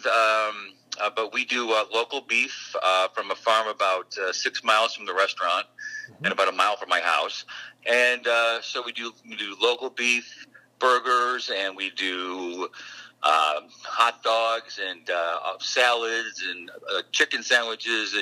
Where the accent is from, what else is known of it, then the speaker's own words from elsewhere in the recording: Syracuse, New York, United States; I was born in Syracuse, New York